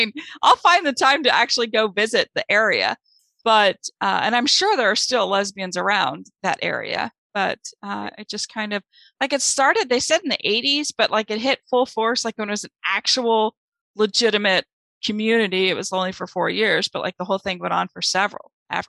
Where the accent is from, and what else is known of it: Kansas City, United States; born or raised there; now in Provincetown, United States